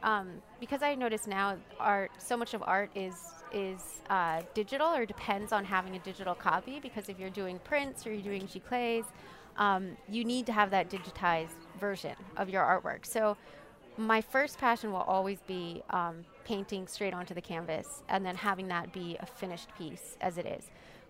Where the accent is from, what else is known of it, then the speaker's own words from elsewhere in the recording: Washington, District of Columbia, United States; born there; also born or lived in Pennsylvania; So I was born up in D.C. and then spent a lot of time here as a kid growing up in Mardi Gras and everything. So I moved back here full time, I guess, about 6 or 7 years ago.